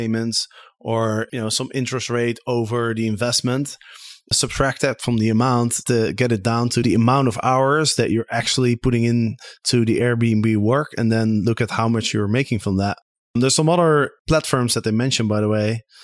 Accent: Amsterdam, North Holland, Netherlands; my hometown of Amsterdam

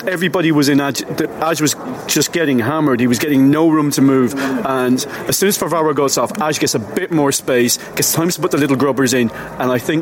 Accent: Mayo, Connacht, Ireland; I am from Mayo

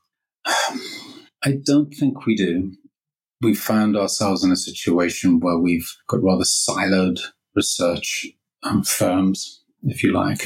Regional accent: Liverpool, North West England, United Kingdom; moved away as an adult; also born or lived in Lancaster / Bath; So, I grew up in Liverpool

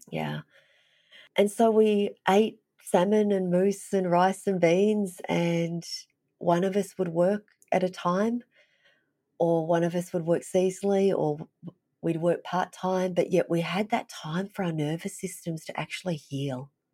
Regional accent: Melbourne, Victoria, Australia; moved away as an adult; also born or lived in Vietnam; now in Fairbanks, United States; I was raised in Melbourne, it was a big city

